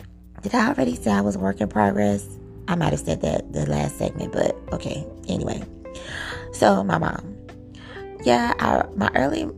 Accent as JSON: {"language": "English", "town": "Miami", "region": "Florida", "country": "United States", "tie": "born or raised there", "also_born_or_lived": "New York", "accent": "Southern", "said": "Growing up in Miami, Florida, my mom lived with her grandmother"}